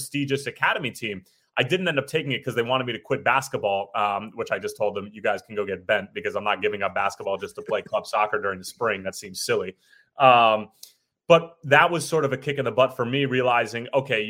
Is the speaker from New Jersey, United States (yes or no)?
yes; Scotch Plains, New Jersey, United States; I grew up in Scotts Plains, New Jersey, which is about 20 minutes west of Newark, sort of like north central Jersey